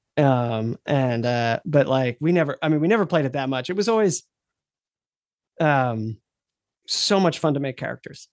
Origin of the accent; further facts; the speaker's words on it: United States; being an American